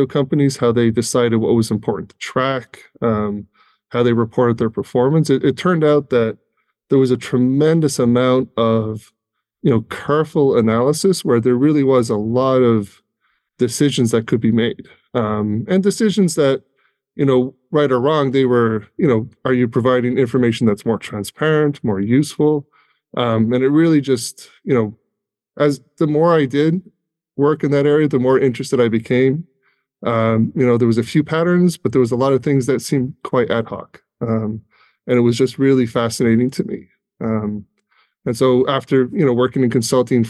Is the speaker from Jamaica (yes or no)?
no; Ireland; now in United States; I'm originally from Ireland. So I've been in the U.S. quite a while now.